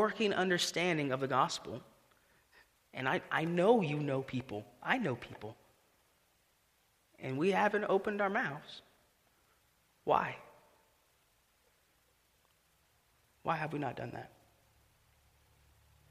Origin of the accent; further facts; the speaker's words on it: Greenville, United States; I grew up here in Greenville